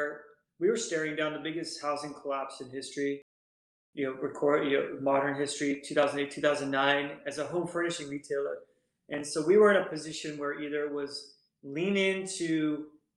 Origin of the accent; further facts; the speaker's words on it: Northern California, United States; moved away as an adult; now in East Coast, United States; So born and raised in Northern California, went to school in UC, Southern California.